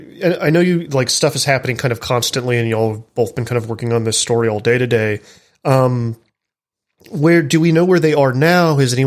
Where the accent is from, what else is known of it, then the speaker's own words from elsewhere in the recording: the American South, United States; I'm from the American South.